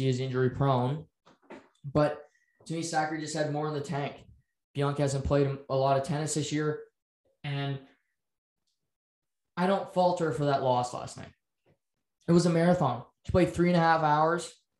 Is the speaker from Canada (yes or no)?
yes; Canada; Just because we're Canadian and we're known for playing hockey or curling